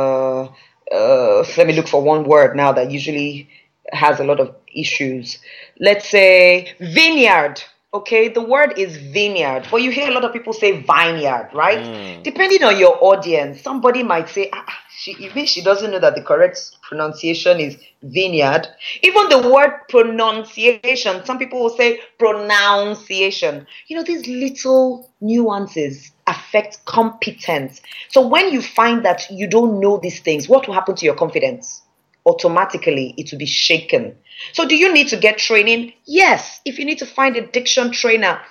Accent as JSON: {"language": "English", "country": "Nigeria", "accent": "Nigerian", "said": "we are Nigerians with our Nigerian accent"}